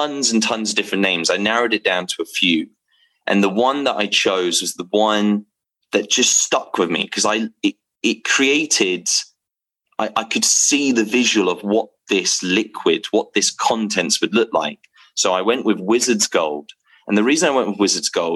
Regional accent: England, United Kingdom; I'm from England

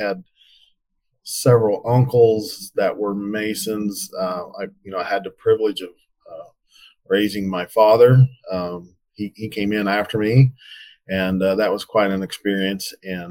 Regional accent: Clay Center, Kansas, United States; also born or lived in Salina, Kansas; I was born and raised in Clay Center, Kansas, which is north central Kansas

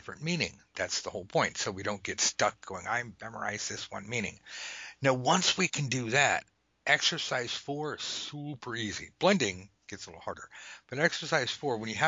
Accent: Los Angeles, California, United States; I'm from Los Angeles, and we have nothing but freeways

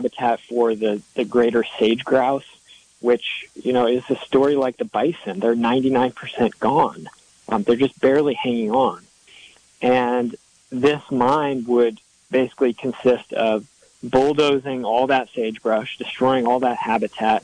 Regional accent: Seattle, Washington, United States; I grew up in Seattle, so I'm used to forest

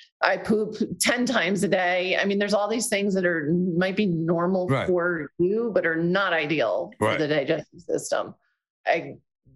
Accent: New Jersey, United States; I'm from Jersey

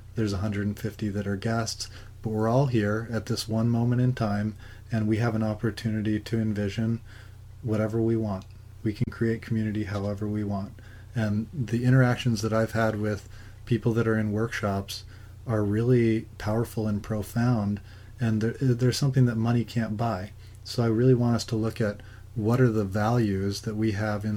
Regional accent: Alaska, United States; moved away as an adult; also born or lived in San Francisco; growing up in Alaska

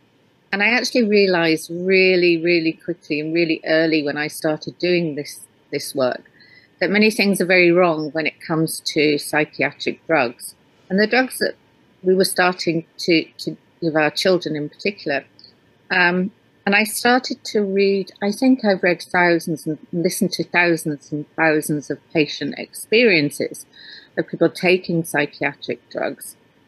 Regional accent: Yorkshire and the Humber, United Kingdom; now in Scotland, United Kingdom; Okay. Well, I live in the Highlands of Scotland, but I grew up in Yorkshire in England.

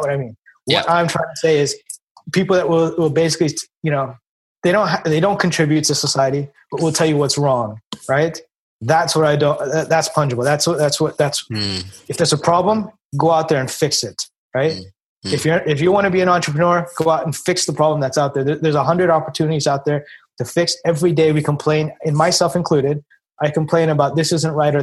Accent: United States; also born or lived in India; We moved to the United States. I think I was about 2.5 at the time.

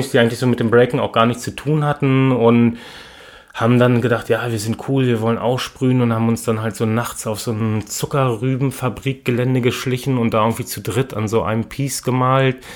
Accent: Lower Saxony, Germany; now in Hannover, Germany; Ich komme von einem kleinen Ort, was so im Bermuda-Dreieck zwischen Wolfsburg, Gifhorn und Braunschweig liegt. Nicht mal 1000 Einwohner.

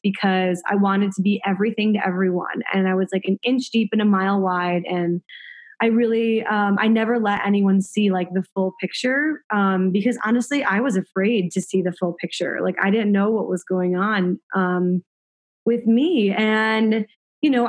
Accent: Chicago, Illinois, United States; I grew up in Chicago, middle-class family

